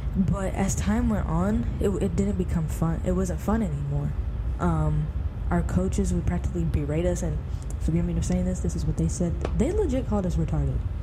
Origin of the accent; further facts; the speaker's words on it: Virginia, United States; also born or lived in Maryland; I grew up in Virginia